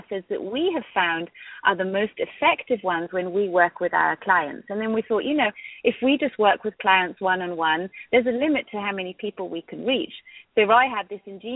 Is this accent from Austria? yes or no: yes; Austria; moved away as an adult; now in United States; I was raised in Austria